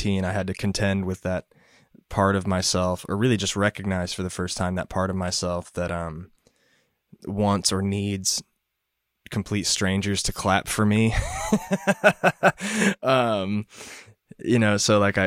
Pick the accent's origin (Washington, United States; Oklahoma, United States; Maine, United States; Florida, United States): Oklahoma, United States; Purcell; moved away as an adult; now in Nashville, United States; I'm from Purcell, Oklahoma, but I'm currently living just outside of Nashville, Tennessee